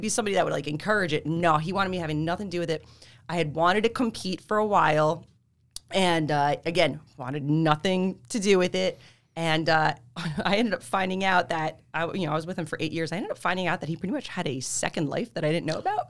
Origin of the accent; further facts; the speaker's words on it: Freehold, New Jersey, United States; also born or lived in Marlboro, New Jersey; I'm Jersey. I really have lived in the same area my whole life like that, like Freehold, Marlboro, Colsonnac area